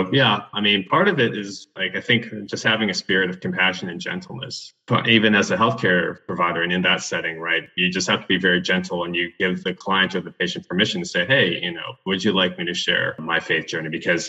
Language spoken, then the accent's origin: English; Tennessee, United States; also born or lived in Houston; got involved at a mega church similar to the one I grew up with in Tennessee.